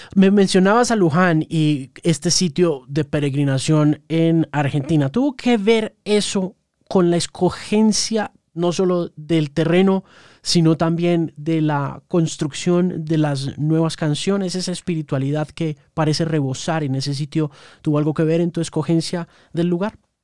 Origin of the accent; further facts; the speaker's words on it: Colombia; yo soy periodista colombiano